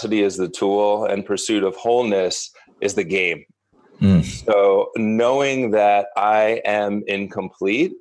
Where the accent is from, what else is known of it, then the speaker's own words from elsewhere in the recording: Northeast, United States; also born or lived in New York City; I grew up in the Northeast and a relatively privileged insular upbringing